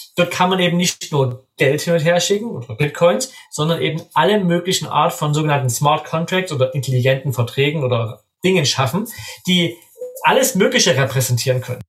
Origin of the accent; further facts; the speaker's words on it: Germany; als Deutscher